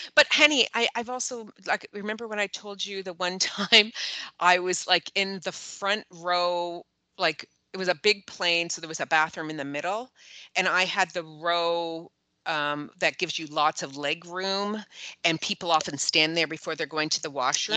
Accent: Toronto, Ontario, Canada; that's where I am from. Like yeah. that's where my house is yeah. is in Toronto proper

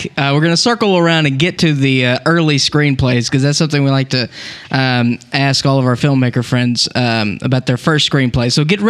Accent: the South, United States; now in California, United States; I'm from the South and then I move out here to California

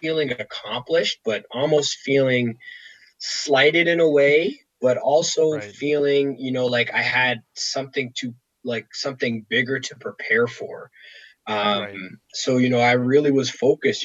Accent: Toronto, Ontario, Canada; have been drafted by my hometown team and been able to, you know, play out my career here.

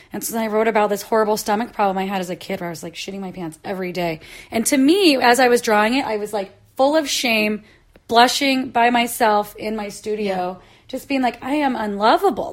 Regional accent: Midwest, United States; moved away; I grew up in the Midwest

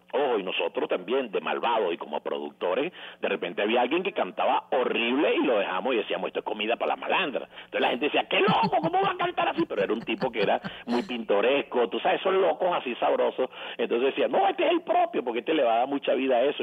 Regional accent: Venezuela; nosotros como cultura, no, como venezolanos, somos de hábito de televisión

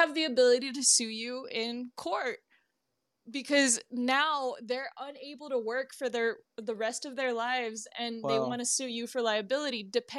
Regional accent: Texas, United States; also born or lived in Arizona; I absolutely love being born and raised because I've spent the most of my life in Texas. I grew up in Arizona too, like over the summers.

